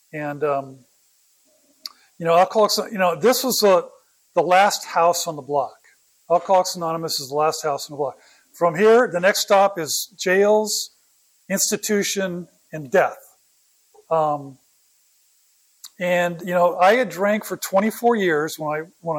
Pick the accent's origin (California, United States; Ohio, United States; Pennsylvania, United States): California, United States; Oakland; also born or lived in San Jose, California; I was born in Oakland.